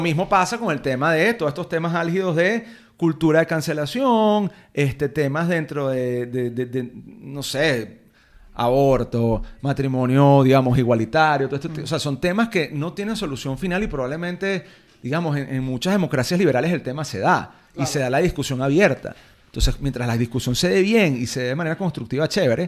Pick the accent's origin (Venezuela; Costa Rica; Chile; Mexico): Venezuela; yo soñaba en algún momento con ser algún notable en mi país